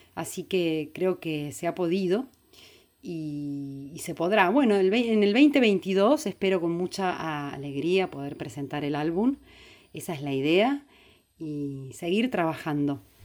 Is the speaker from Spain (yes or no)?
no; San Luis, Argentina; yo vengo de la provincia de San Luis